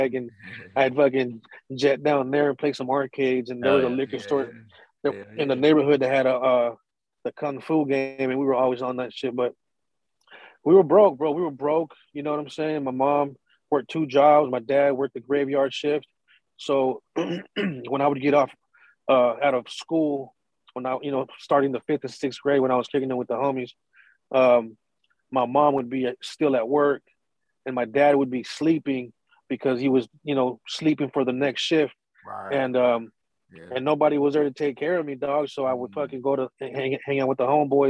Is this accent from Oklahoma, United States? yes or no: no; San Diego, California, United States; I was born and raised in Little Italy, you know what I'm saying, in the neighborhood where it was the lower income Mexicans and Italians